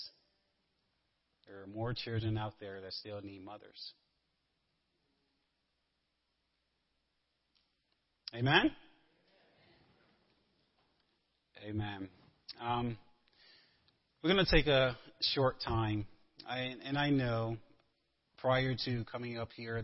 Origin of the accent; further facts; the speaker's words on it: the South, United States; moved away; I'm a Southerner